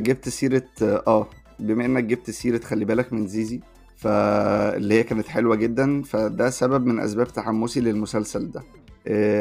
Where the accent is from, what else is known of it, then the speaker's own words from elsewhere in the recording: Egypt; احنا بالنسبه لنا كمصريين